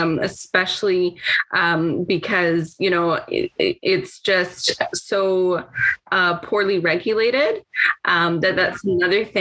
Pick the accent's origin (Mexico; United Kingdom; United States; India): Mexico; moved away; when I grew up in Mexico in a very poverty heavy environment